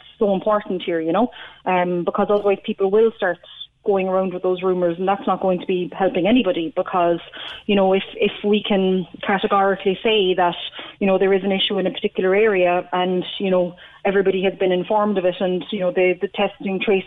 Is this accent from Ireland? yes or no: yes; Cork, Munster, Ireland; also born or lived in Mayfield, Cork; I'm actually from Fernley myself